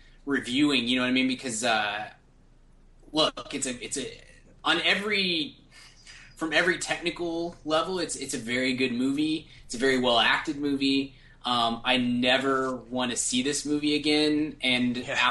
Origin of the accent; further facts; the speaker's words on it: United States; I'm super American